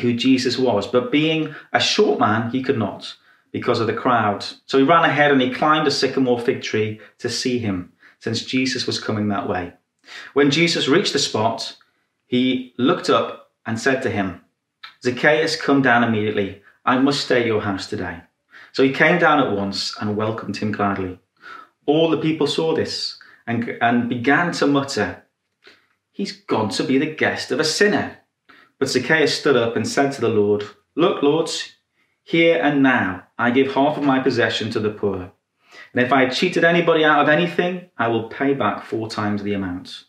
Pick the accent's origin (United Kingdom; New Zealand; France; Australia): United Kingdom; Newcastle upon Tyne, North East England; this was a rough neighborhood. This was the second roughest neighborhood in the whole of Newcastle.